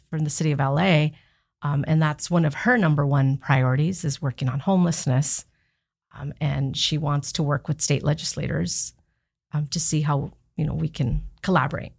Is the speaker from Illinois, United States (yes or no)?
no; Los Angeles, California, United States; accent: Valley Girl; I'm from the San Fernando Valley